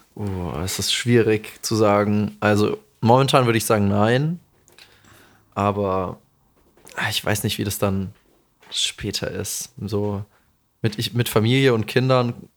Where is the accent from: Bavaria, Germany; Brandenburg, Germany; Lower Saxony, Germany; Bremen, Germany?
Bavaria, Germany; accent: Hessian; moved away; vieles, mit dem ich aufgewachsen bin in Bayern, ist ja tatsächlich hessisch einfach. Also unser Dialekt ist hessisch.